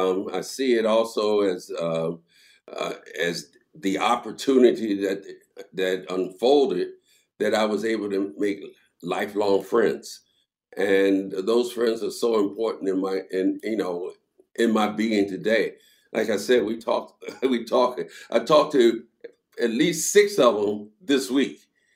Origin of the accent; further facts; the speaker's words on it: Philadelphia, Pennsylvania, United States; Well, you know, for me, it was a culture shock as well, because I was from Philadelphia. I had never been south.